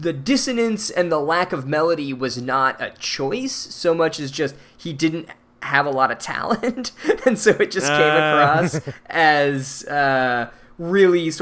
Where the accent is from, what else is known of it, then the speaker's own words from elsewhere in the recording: Phoenix, Arizona, United States; we're from Phoenix